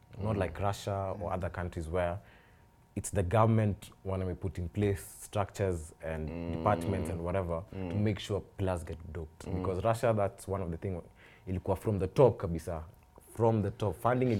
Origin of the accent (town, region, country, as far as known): Kenya